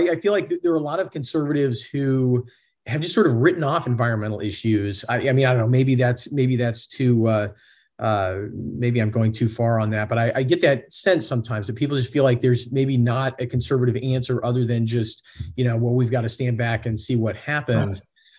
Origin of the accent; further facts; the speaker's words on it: Pacific Northwest, United States; also born or lived in Washington State; now in Oklahoma City, United States; We're both from the Pacific Northwest. He's still there. I am, of course, in Oklahoma City.